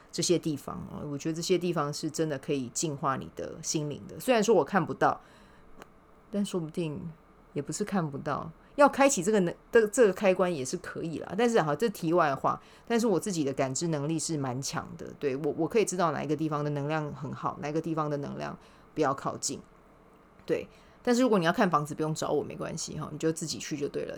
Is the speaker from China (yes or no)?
no; Kaohsiung, Taiwan; now in Taipei, Taiwan; 我们是在高雄长大的，一起长大的